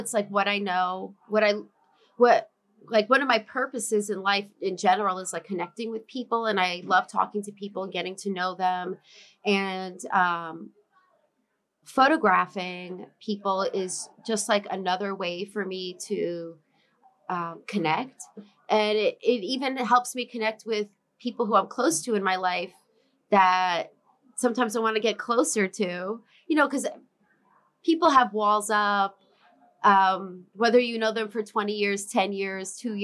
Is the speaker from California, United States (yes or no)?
no; New York City, New York, United States; I'm born and raised in Sheepshead Bay in Brooklyn, New York.